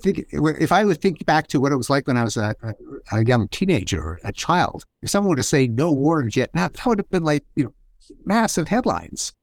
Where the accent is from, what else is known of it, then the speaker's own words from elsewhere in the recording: Canada; I'm Canadian, and so I grew up with hockey